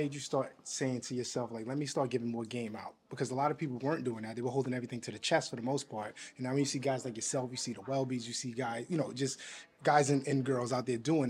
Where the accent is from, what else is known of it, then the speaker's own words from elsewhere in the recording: Queens, New York, United States; I grew up on Southside Jamaica.